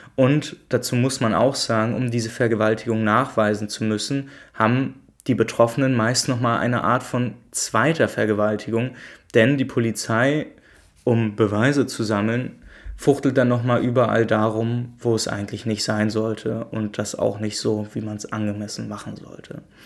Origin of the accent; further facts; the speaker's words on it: Germany; ich komme aus Deutschland wie die meisten von euch